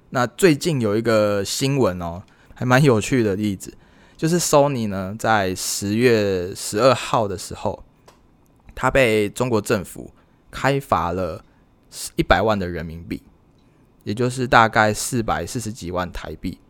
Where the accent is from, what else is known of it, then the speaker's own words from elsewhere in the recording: Taiwan; 我是台湾人